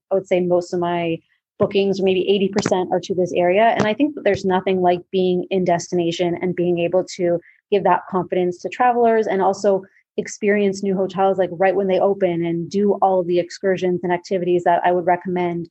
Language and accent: English; Toronto, Ontario, Canada; moved away as an adult; now in Mexico; I'm from Toronto, but like you said, living in Mexico